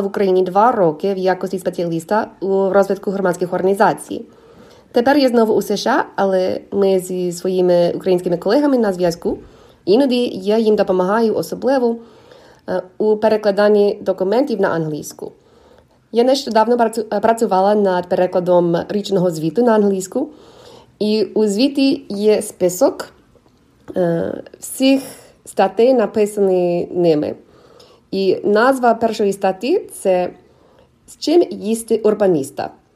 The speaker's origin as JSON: {"language": "Ukrainian", "country": "United States", "also_born_or_lived": "Ukraine", "second_language": "Ukrainian", "said": "я американка"}